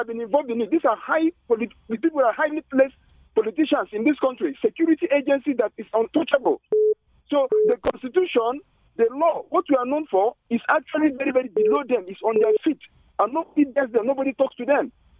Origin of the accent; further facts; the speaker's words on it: Nigeria; if we Nigerians, the masses, the youth